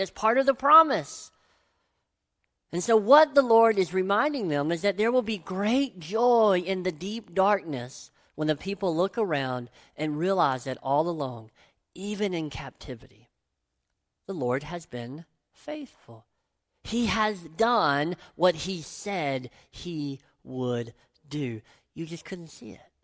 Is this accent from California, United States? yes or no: no; Tennessee, United States; growing up in Tennessee